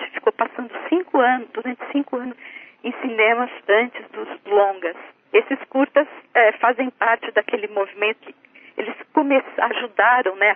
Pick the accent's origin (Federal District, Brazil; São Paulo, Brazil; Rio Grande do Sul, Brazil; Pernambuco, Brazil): São Paulo, Brazil; Sertãozinho; also born or lived in Santa Cruz do Rio Pardo, São Paulo; E em 1963 a gente mudou para Sertãozinho, também no interior de São Paulo, lá na região de Ribeirão Preto.